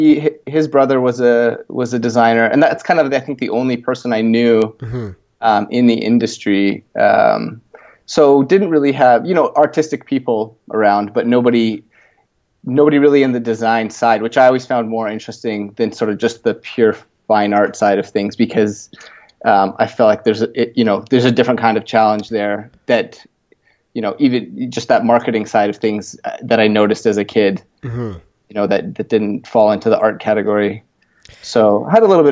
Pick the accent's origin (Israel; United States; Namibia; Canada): Canada; Edmonton, Alberta; also born or lived in Toronto, Ontario; Originally was born in Ontario in Toronto and moved out to Edmonton, Alberta when I was a kid